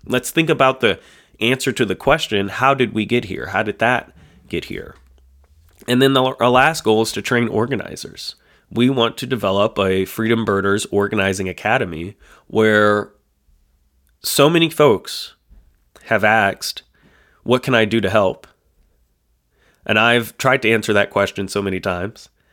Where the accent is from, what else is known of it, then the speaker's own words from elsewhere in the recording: the North, United States; we're folks from the North. We're, you know, I've lived most of my life in the North